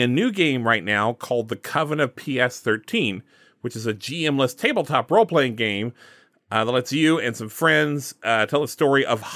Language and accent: English; Alabama, United States; Jincy and I are both from Alabama